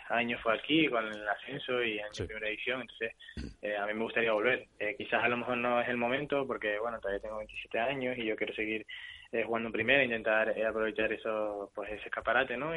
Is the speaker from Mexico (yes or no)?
no; Tenerife, Canary Islands, Spain; moved away as an adult; es el equipo de mi tierra